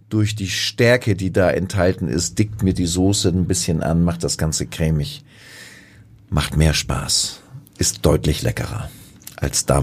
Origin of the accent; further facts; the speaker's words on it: Buxtehude, Lower Saxony, Germany; ich komme ja aus der Hansestadt Buxtehude und wir hatten dort in der Nähe des Bahnhofs ja wirklich in meiner Kindheit eine riesige Nudelfabrik.